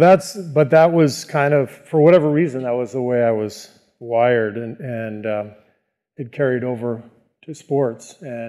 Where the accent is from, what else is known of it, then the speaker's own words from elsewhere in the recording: Beirut, Beirut Governorate, Lebanon; born there; also born or lived in Cairo, Egypt / France / Tunisia; You know, I was born in Beirut, as you mentioned. I lived in Cairo, Egypt for about 3 years when my dad was a visiting professor at the American University there.